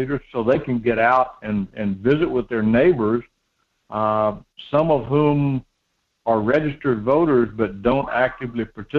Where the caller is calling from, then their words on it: Homer, Alaska, United States; in Homer.